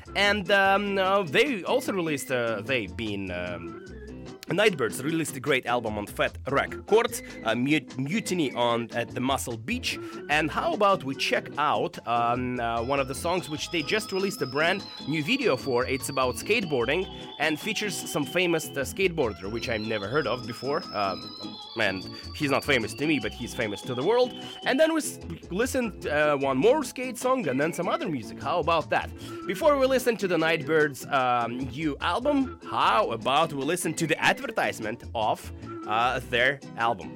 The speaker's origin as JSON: {"language": "English", "country": "Russia", "moved": "yes", "lives_now": "Vancouver, Canada", "said": "I come from Russia, and I am an immigrant punk"}